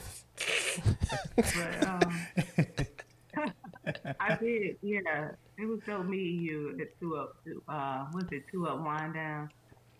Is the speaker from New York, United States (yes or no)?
yes; New York City, New York, United States; I'm originally from Harlem